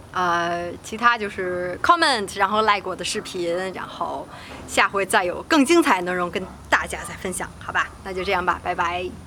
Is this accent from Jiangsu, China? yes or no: no; Beijing, China; 我是北京的